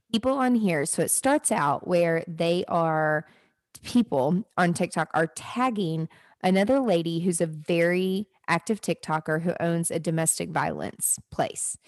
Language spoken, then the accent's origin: English; Nashville, Tennessee, United States; I live in Nashville, I'm from Nashville